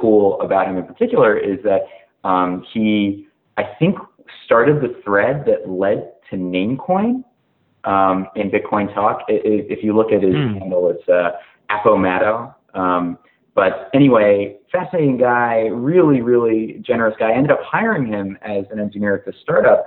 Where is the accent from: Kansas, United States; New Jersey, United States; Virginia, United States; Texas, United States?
Virginia, United States; also born or lived in California; I grew up in Virginia and wound up going to school here